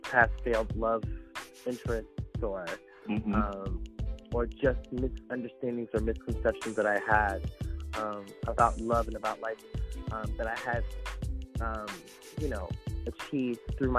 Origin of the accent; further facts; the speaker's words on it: Philadelphia, Pennsylvania, United States; moved away as an adult; also born or lived in New York City; now in South Jersey, United States; I am originally from Philadelphia